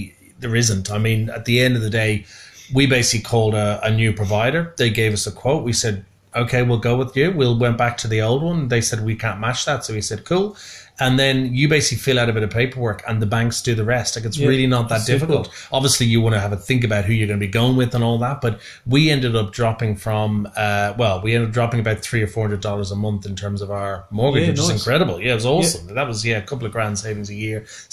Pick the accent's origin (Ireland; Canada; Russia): Ireland; now in Australia; I'm being Irish